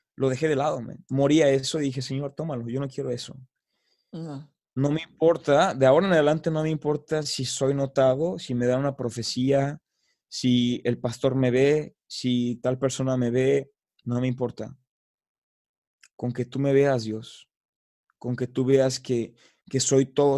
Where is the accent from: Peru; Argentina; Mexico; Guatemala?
Mexico; moved away; yo soy de allá, yo soy mexicano